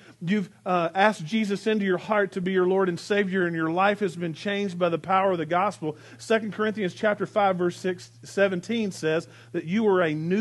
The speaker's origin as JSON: {"language": "English", "country": "United States", "tie": "born or raised there", "also_born_or_lived": "Arkansas / Texas", "said": "I grew up in Arkansas and Texas, and in Arkansas and Texas we had this phrase that we would say, bless your heart"}